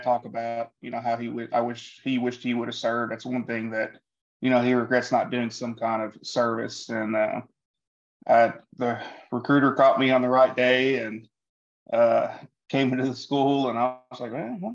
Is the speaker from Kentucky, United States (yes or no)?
yes; Kentucky, United States; also born or lived in Rockford, Illinois / Madisonville, Kentucky; We moved to Madisonville, Kentucky when I was 4, I believe, and lived there for a few years, until we moved to Katy's, Kentucky, where I reside now